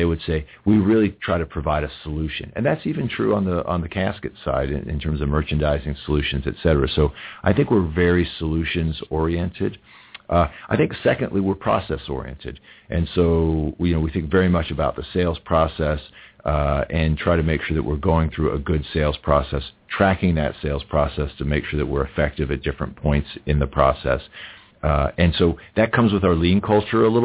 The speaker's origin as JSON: {"language": "English", "country": "United States", "said": "I'm an American"}